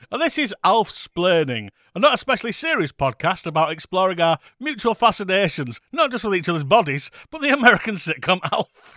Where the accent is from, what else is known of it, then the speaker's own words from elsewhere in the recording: United Kingdom; we are British. Can you hear from our voices?